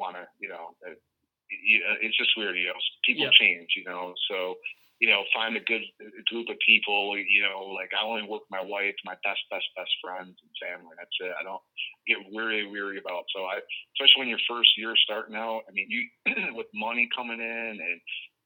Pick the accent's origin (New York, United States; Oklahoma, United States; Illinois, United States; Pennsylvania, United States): New York, United States; I'm a New Yorker